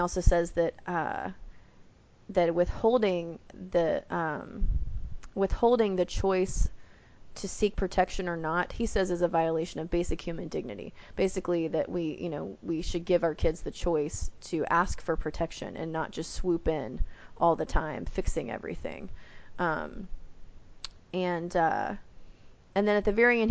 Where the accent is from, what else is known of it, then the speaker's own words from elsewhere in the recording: the South, United States; I'm Southern. But growing up in the South, everybody kind of gets called diminutive names all the time.